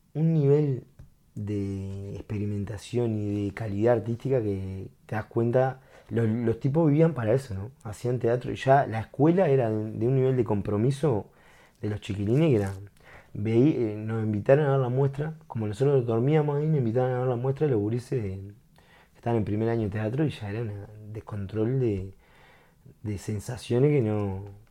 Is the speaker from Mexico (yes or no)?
no; Uruguay; como uruguayo